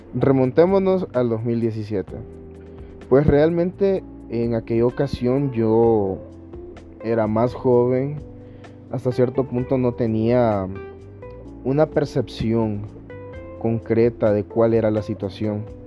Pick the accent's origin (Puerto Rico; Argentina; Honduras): Honduras; todo el pueblo hondureño